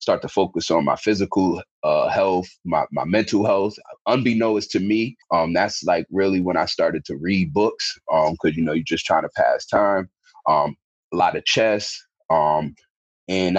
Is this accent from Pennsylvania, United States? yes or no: no; Albany, New York, United States; also born or lived in Bronx, New York / Schenectady, New York; I'm originally from the Bronx. My father passed away when I was 9. I moved upstate New York to Albany.